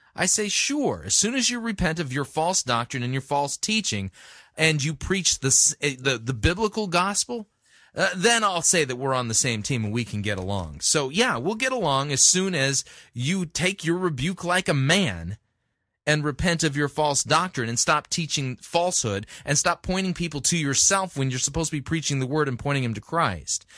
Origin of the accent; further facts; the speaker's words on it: Southern California, United States; I grew up in Southern California